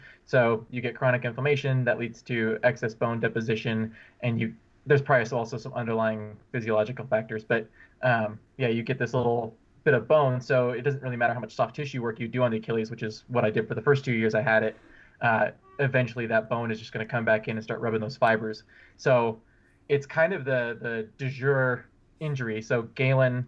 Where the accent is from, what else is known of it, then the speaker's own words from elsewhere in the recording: Bellingham, Washington, United States; now in Boulder, United States; I'm originally from Washington State, Bellingham